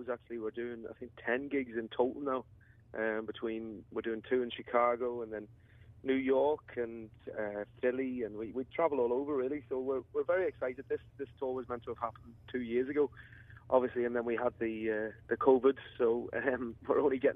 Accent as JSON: {"language": "English", "town": "Liverpool", "region": "North West England", "country": "United Kingdom", "tie": "born or raised there", "also_born_or_lived": "Donegal, Ireland", "moved": "as an adult", "lives_now": "Enniskillen, United Kingdom", "said": "I was born in Liverpool, and then I moved to Ireland when I was 19"}